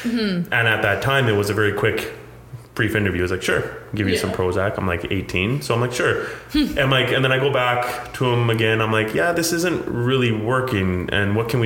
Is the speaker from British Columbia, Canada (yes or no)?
yes; Abbotsford, British Columbia, Canada; also born or lived in India; I grew up in Abbotsford, British Columbia